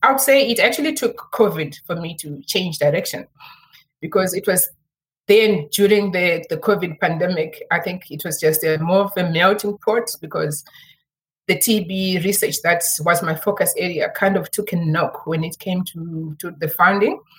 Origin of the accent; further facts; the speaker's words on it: Zimbabwe; moved away as an adult; now in Cape Town, South Africa; I'm actually originally from Zimbabwe